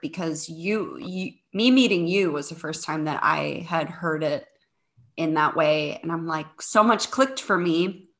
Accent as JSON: {"language": "English", "town": "St. Charles", "region": "Missouri", "country": "United States", "tie": "born or raised there", "also_born_or_lived": "Cape Girardeau, Missouri", "moved": "as an adult", "lives_now": "Chicago, United States", "said": "I am originally from the Saint Louis area. So I grew up in a suburb of Saint Louis, uh, called Saint Charles."}